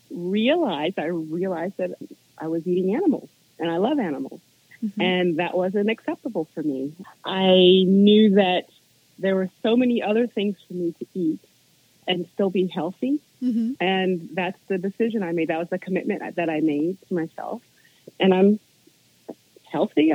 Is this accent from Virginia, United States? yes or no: yes; Virginia, United States; I grew up in Virginia around nature